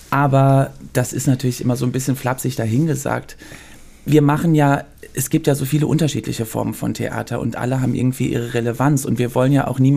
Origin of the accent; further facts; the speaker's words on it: Brussels, Brussels-Capital Region, Belgium; born there; also born or lived in Cologne, Germany; ich bin in Brüssel geboren